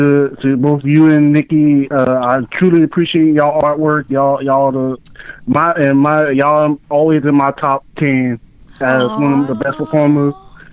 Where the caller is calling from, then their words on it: Savannah, Georgia, United States; calling from Savannah, Georgia.